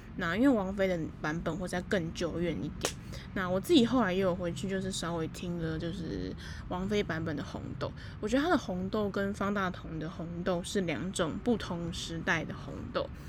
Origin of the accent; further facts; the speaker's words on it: Taipei, Taiwan; moved away as an adult; also born or lived in Kaohsiung; 因为我是台北人嘛